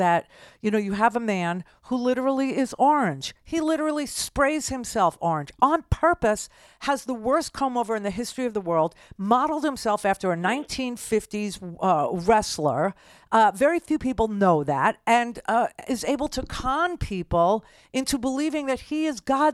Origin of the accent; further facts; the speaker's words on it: New York, United States; I am too